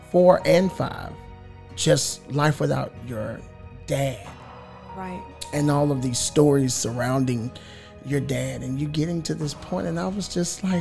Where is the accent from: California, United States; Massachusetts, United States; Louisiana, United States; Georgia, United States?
Louisiana, United States; We're from Louisiana.